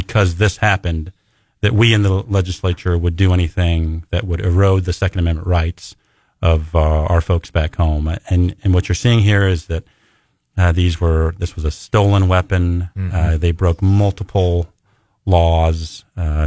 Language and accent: English; Lee's Summit, Missouri, United States; I'm a Lee Summitian first